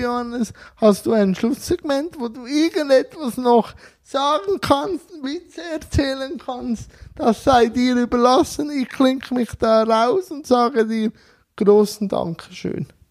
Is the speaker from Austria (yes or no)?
no; Switzerland; bei uns